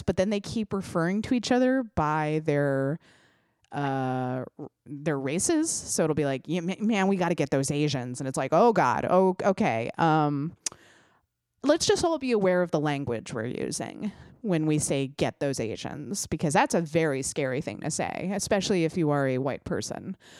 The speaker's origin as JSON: {"language": "English", "country": "United States", "said": "As an American"}